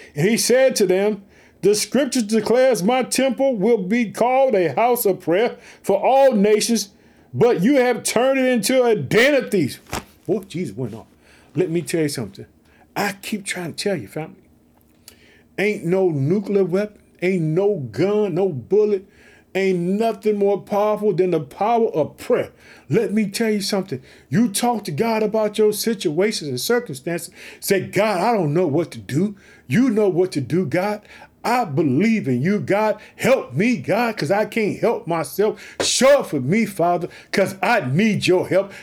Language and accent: English; Illinois, United States; also born or lived in Chicago; That's my home state.